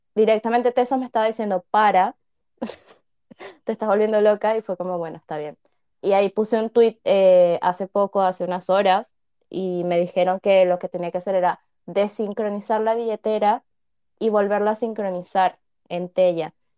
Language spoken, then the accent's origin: Spanish; Caracas, Capital District, Venezuela; Yo soy venezolana